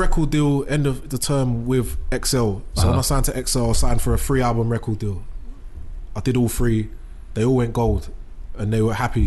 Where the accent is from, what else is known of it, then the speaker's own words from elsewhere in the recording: London, United Kingdom; I'm from Bow. So Bow like it's mixed